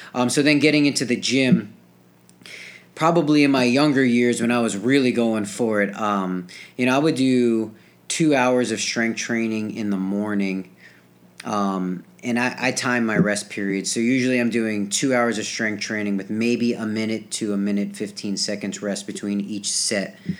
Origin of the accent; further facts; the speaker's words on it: New Jersey, United States; moved away as an adult; I grew up in New Jersey